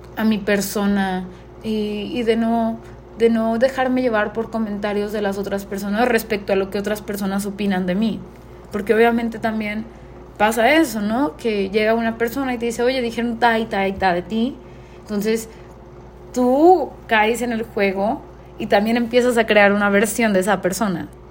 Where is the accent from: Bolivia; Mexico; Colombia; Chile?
Mexico; la única mexicana que está pasando por esta incertidumbre